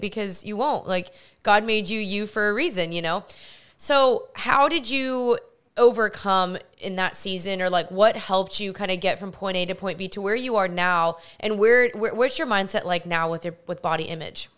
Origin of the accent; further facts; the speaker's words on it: Texas, United States; also born or lived in California; even though we're both from Texas